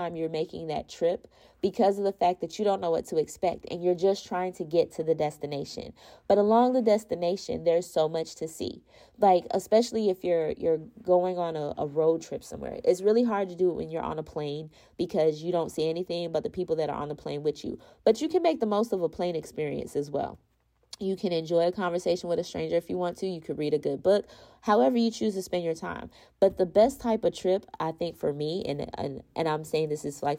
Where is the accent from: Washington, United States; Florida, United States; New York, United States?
Florida, United States; I'm from Florida, so we don't have mountains in Florida